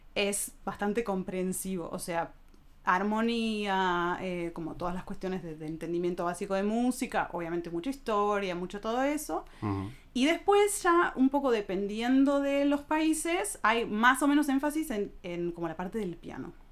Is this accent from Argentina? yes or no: yes; Argentina; moved away as an adult; now in Germany; soy argentina.